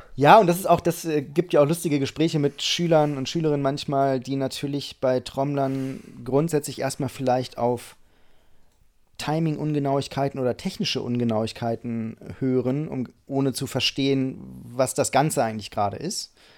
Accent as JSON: {"language": "German", "town": "Einbeck", "region": "Lower Saxony", "country": "Germany", "tie": "born or raised there", "moved": "as an adult", "lives_now": "Hamburg, Germany", "said": "Ich komme aus Einbeck."}